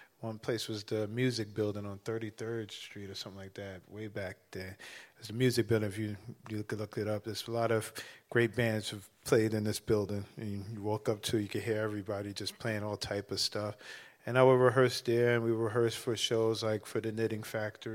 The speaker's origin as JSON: {"language": "English", "town": "New York City", "region": "New York", "country": "United States", "tie": "born or raised there", "said": "a Bronx kid"}